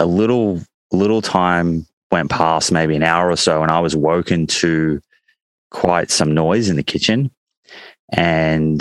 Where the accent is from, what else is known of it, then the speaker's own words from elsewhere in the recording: Melbourne, Victoria, Australia; I grew up in Melbourne